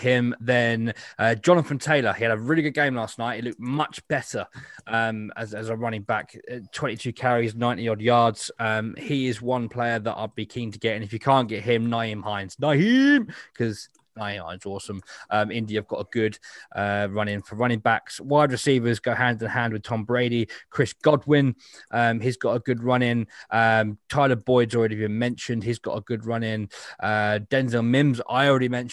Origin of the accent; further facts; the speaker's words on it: United Kingdom; I'm also doing my civic duty as a British person